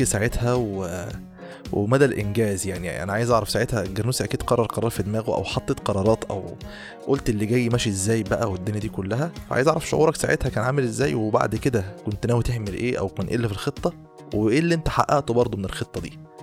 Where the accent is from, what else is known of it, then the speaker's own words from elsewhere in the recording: Egypt; احنا كمصريين